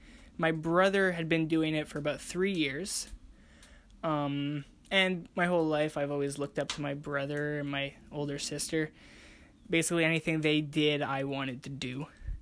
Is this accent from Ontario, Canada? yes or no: no; Montreal, Quebec, Canada; So I'm 18 years old, and I come from Montreal, Quebec, up in Canada.